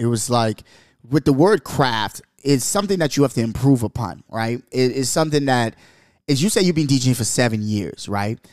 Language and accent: English; Bahamas; also born or lived in New York; now in Seattle, United States; growing up in the Bahamas